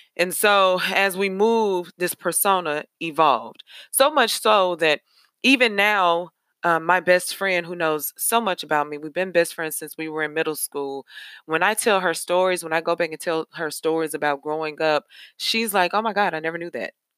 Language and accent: English; Nashville, Tennessee, United States; I am from Nashville, Tennessee. I'm a Nashville native.